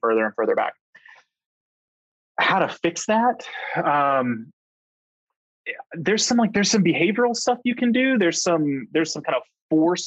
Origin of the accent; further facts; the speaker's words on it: outside of Houston, Texas, United States; I grew up outside of Houston